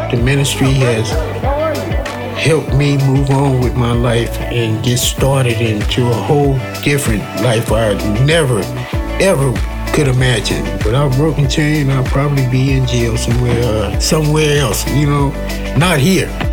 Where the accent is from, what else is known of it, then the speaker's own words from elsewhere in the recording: Los Angeles, California, United States; now in Las Vegas, United States; I'm from South Central Los Angeles. Uh, grew up in the projects all around Watts